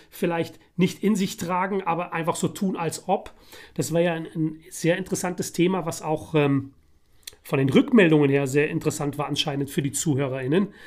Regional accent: The Hague, South Holland, Netherlands; born there; geboren in Den Haag und Den Haag liegt in Holland, ja.

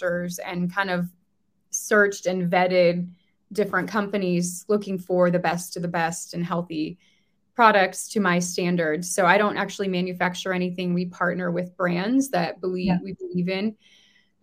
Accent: United States; as an American living in the US

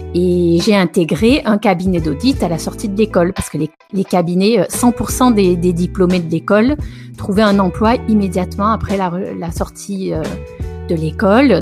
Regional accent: south of France, France; moved away as an adult; also born or lived in Paris; now in Italy; je suis originaire du sud de la France.

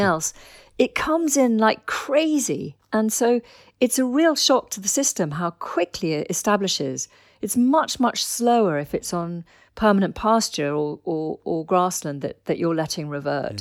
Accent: Dorset, South West England, United Kingdom; I grew up in Dorset

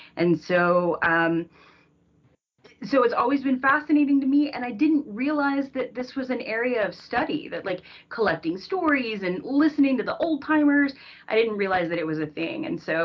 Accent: Cocoa, Florida, United States; I grew up in Florida, on Florida's Space Coast. So as a matter of fact, my mom is still on city council in my hometown of Cocoa, Florida.

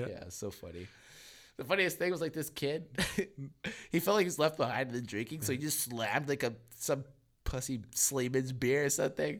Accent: Selkirk, Manitoba, Canada; from where I'm from, fucking Selkirk

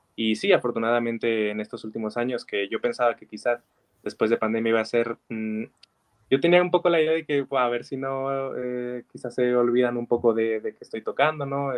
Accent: Zacatecas, Mexico; yo vengo de aquí de Zacatecas, ¿no? Que para mí es una maravillosa ciudad, es, mi ciudad natal

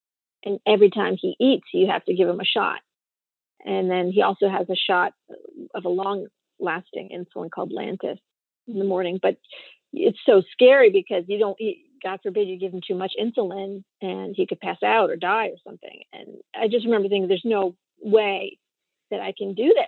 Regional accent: Westchester, New York, United States; I'm from Westchester, New York, and I have a son with type 1 diabetes

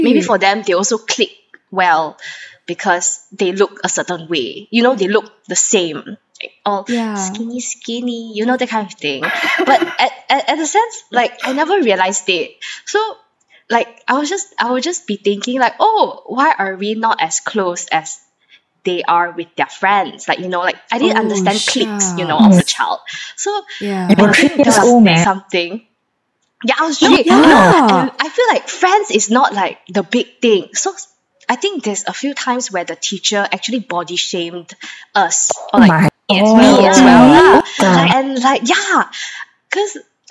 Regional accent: Brunei; I grew up in Brunei

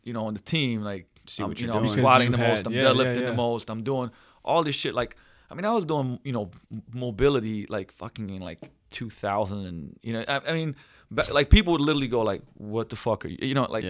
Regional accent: Binghamton, New York, United States; I'm from Binghamton, so yeah.

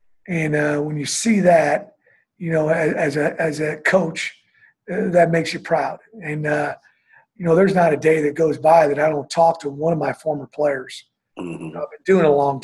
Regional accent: Kansas City, Missouri, United States; moved away; also born or lived in Huntsville, Texas / New Orleans, Louisiana; my hometown of Kansas City

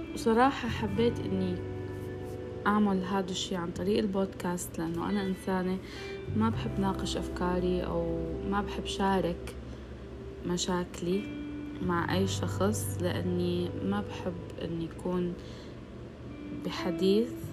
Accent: Syria; now in Saudi Arabia; أنا من سوريا بس عايشة بالسعودية

